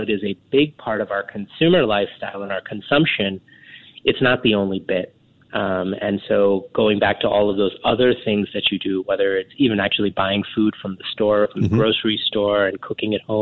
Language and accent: English; New York City, New York, United States; moved away as an adult; now in Singapore; I grew up in New York City